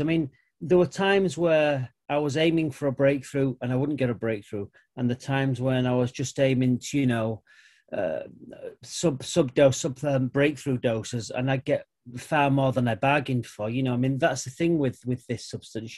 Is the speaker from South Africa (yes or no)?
no; United Kingdom; I'm white British